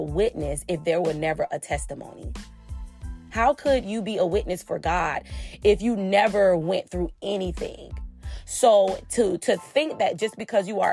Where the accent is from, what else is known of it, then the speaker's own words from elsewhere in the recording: Florida, United States; I'm from Florida